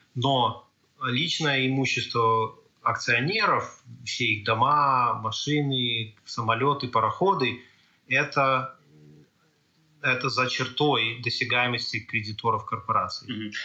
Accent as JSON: {"language": "Russian", "country": "Belarus", "tie": "born or raised there", "moved": "as an adult", "lives_now": "Canada", "said": "о белорусском, том, откуда я родом"}